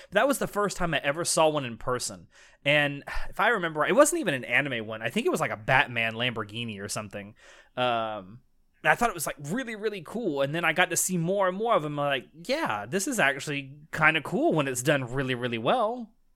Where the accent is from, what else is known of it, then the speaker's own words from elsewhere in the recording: the South, United States; I'm from the South in the United States